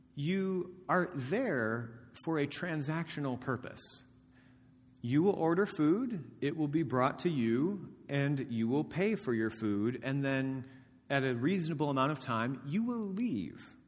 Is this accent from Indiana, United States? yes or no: yes; Indiana, United States; moved away as an adult; I have not lived in my hometown of Dama, Indiana for thirteen years